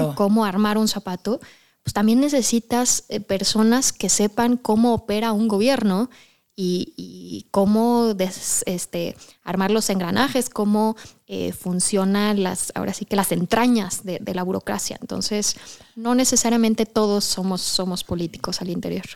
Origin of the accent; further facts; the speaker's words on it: Mexico; como mexicanos y como la cultura mexicana